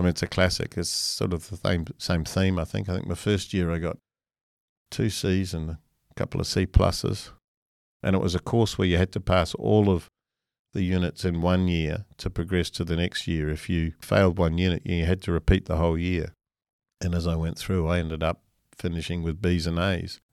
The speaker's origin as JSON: {"language": "English", "country": "New Zealand", "tie": "born or raised there", "moved": "as an adult", "lives_now": "Australia", "said": "I'm a Kiwi by birth, and I owe a lot to New Zealand. That was where I was educated"}